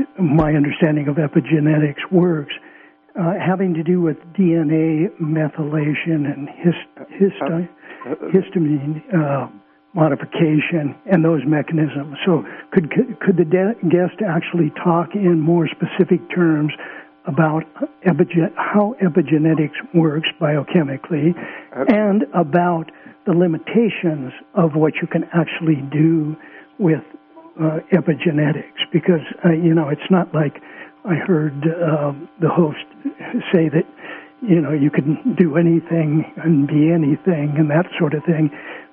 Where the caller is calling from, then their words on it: California, United States; From Southern Humboldt.